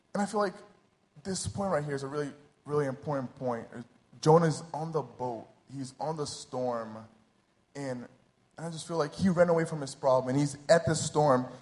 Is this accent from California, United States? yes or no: no; New Jersey, United States; moved away as an adult; now in Rio de Janeiro, Brazil; I was born and raised in New Jersey.